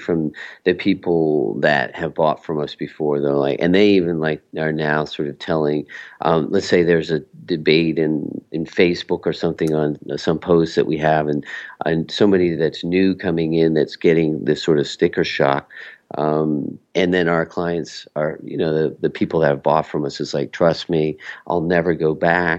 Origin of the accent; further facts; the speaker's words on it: Mexico; we're from Mexico